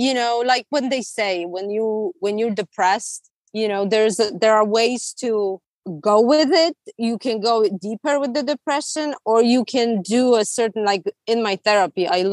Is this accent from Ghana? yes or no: no; Poland; now in California, United States; I'm from Poland